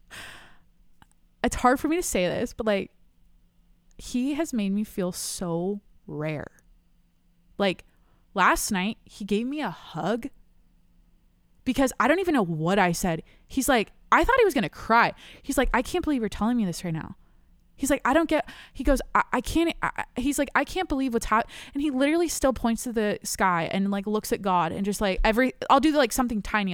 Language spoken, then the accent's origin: English; San Diego, California, United States; I'm from San Diego